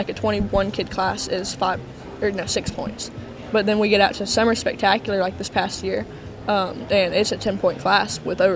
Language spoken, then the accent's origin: English; Brenham, Texas, United States; We're from Brenham, Texas. It's a small town right in between Austin and Houston.